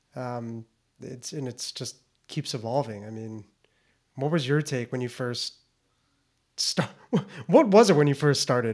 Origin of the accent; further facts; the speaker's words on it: Naples, Florida, United States; moved away as an adult; also born or lived in Lewiston, Maine; born and raised in Naples, Florida.